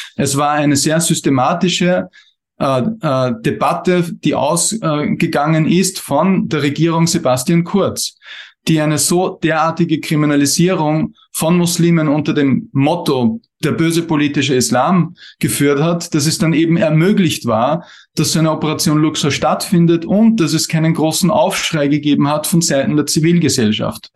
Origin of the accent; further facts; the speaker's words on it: Austria; bei uns in Österreich